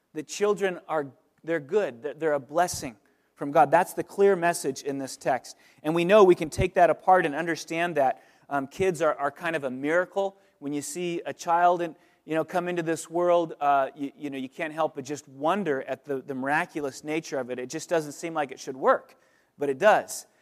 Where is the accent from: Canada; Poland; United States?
United States; California; also born or lived in Pennsylvania; now in Oakland, United States; we're from California originally